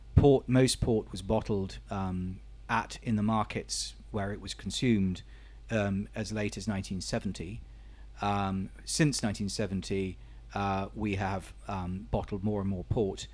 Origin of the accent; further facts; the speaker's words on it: Portugal; I was born in Portugal, my father was born in Portugal, my grandfather was born in Portugal, but Um, I'm still considered by the Portuguese as being British